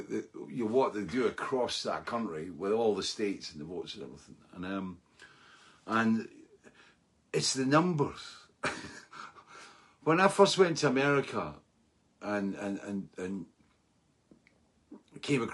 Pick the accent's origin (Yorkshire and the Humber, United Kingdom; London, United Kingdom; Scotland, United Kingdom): Scotland, United Kingdom; being Scottish